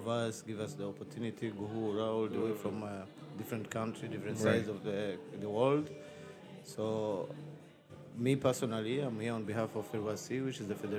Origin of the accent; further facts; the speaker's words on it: Kigali, Rwanda; I'm here in DC, all the way from Kigali, Rwanda.